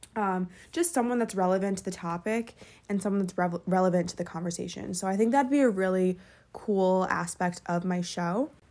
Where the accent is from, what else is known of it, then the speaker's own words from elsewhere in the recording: Westchester, New York, United States; also born or lived in Fairfield, Connecticut; I'm from Westchester, New York